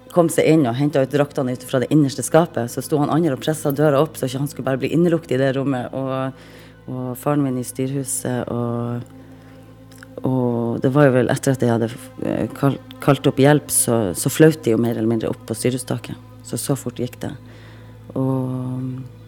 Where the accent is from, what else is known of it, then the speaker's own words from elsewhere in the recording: Reine, Nordland, Norway; Født og oppvokst på Rein i Lofoten, og jeg er 40 år.